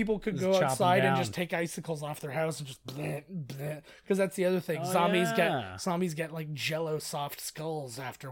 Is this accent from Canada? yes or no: yes; Canada; we're Canadian